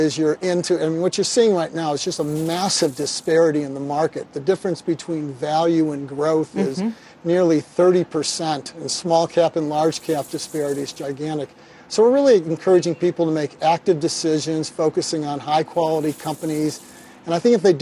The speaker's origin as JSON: {"language": "English", "town": "Kansas City", "region": "Missouri", "country": "United States", "said": "I'm from Kansas City"}